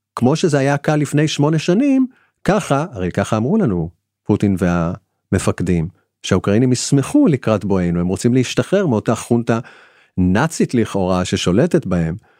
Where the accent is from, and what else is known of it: Israel